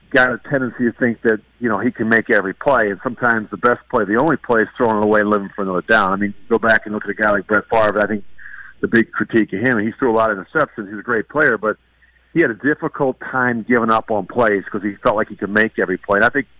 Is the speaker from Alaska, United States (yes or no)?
no; Delaware, United States; He's a Delaware guy, as you guys know. I'm from Delaware